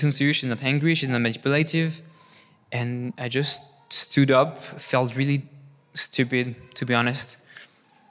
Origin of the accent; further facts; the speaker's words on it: France; I was born and raised in this beautiful country, what is France